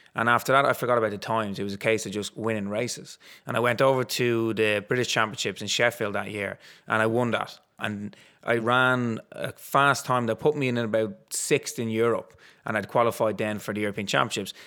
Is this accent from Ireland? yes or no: yes; Dublin, Leinster, Ireland; where I grew up in Ballantyre, there was Dundrum Athletic Club, literally at the end of my road.